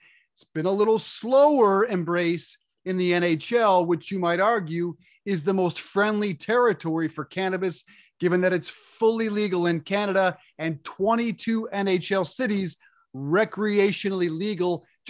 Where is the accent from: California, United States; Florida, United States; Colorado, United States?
Colorado, United States; Denver; I grew up in Denver.